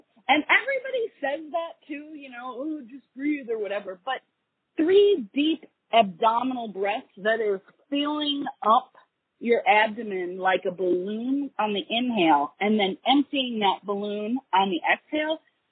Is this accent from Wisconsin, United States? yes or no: yes; Wisconsin, United States; I was born and raised in Wisconsin.